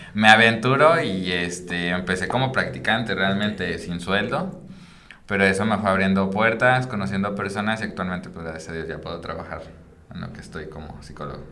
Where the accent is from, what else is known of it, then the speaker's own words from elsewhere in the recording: Michoacán, Mexico; moved away as an adult; also born or lived in Chiapas; now in Monterrey, Mexico; no soy de, de Monterrey, vengo de Michoacán y he estado viajando como un poco por todos lados de la República